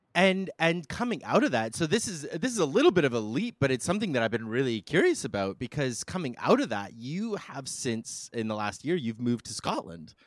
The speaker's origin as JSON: {"language": "English", "country": "Canada", "said": "being Canadian"}